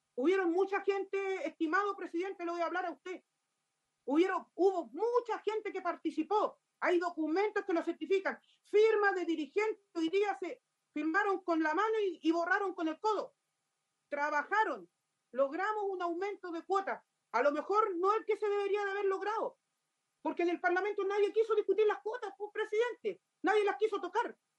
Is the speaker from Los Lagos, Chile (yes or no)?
yes; Los Muermos, Los Lagos, Chile; soy de la región de Los Lagos, comuna de Los Muermos